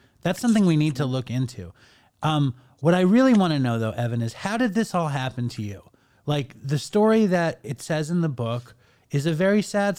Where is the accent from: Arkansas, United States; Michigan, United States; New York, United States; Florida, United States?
New York, United States; New York City; I'm from Manhattan